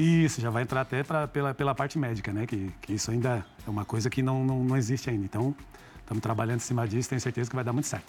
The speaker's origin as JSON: {"language": "Portuguese", "area": "Gaúcho", "region": "Rio Grande do Sul", "country": "Brazil", "said": "somos gaúchos também"}